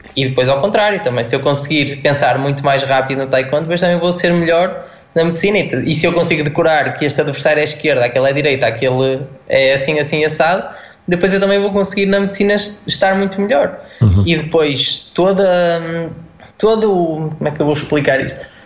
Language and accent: Portuguese; Guimarães, Norte, Portugal; eu sou de, sou de Guimarães